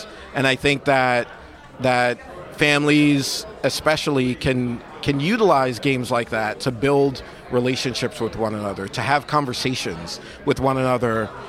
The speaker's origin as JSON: {"language": "English", "town": "New York City", "region": "New York", "country": "United States", "tie": "born or raised there", "said": "I grew up in Brooklyn, and when I grew up in Brooklyn, I grew up in Bed-Stuy"}